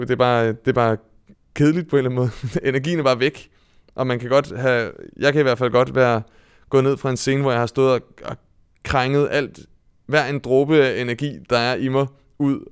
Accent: Vedbæk, Capital Region of Denmark, Denmark; jeg kommer fra Vedbæk, som er en, øh, øh, en gammel fiskerby oppe i Nordsjælland

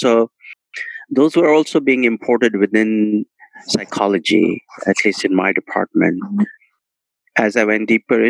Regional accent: India; what I was experiencing in my cultural space and cultural life of growing up in India.

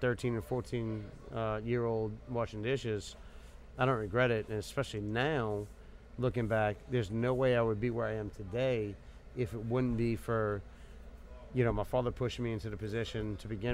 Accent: Metairie, Louisiana, United States; I grew up in Metairie

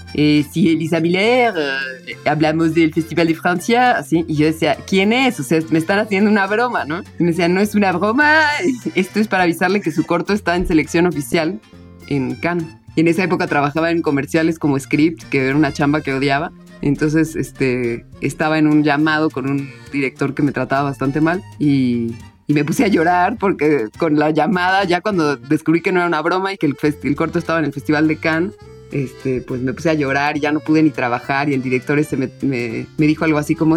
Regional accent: Cuernavaca, Morelos, Mexico; cerca de donde crecí, en Cuernavaca, en Morelos

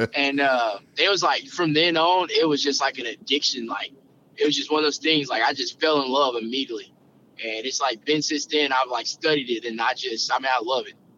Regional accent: Camden, Arkansas, United States; moved away as an adult; also born or lived in Conway, Arkansas; now in Little Rock, United States; I'm from Camden, Arkansas, which is uh down south Arkansas.

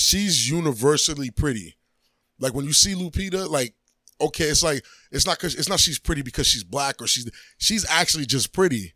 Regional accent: New York, United States; moved away; I'm from New York

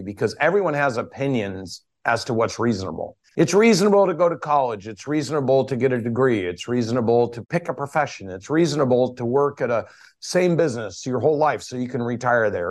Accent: Portland, Oregon, United States; moved away as an adult; also born or lived in Corvallis, Oregon / Atlanta, Georgia; I moved from Portland, Oregon just to get the hell away from the Pacific Northwest to Atlanta, Georgia at eighteen years old

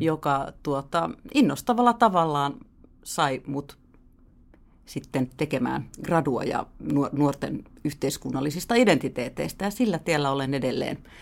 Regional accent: Helsinki, Uusimaa, Finland; also born or lived in France / Sweden; Mä oon helsinkiläinen äh, ihminen, joka on asunut täällä Helsingissä pääosan elämästäni

